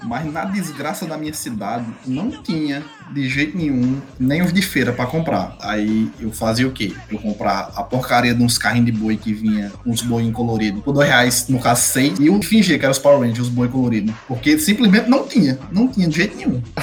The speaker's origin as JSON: {"language": "Portuguese", "town": "Jericó", "country": "Brazil", "tie": "born or raised there", "said": "Jericó, que foi onde eu cresci"}